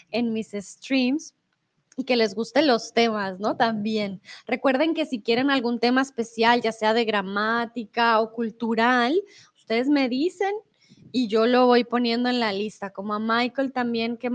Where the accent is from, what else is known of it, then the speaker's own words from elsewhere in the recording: Bogotá, Colombia; Yo soy de Bogotá, pero he perdido mi acento un poco. Debo aceptarlo. Entonces, el español que escuchan de mí es un español muy neutro, un español con un acento muy particular porque, sí, como que he estado aquí y allá